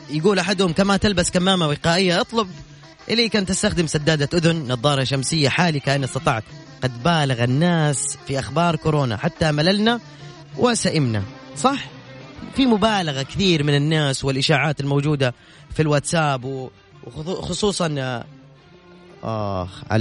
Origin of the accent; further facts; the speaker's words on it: Jeddah, Makkah Province, Saudi Arabia; انا من جده